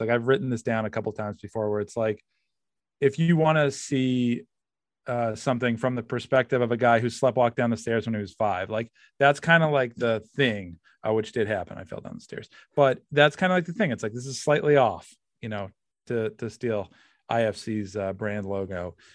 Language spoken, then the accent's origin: English; Massachusetts, United States; I'm from Massachusetts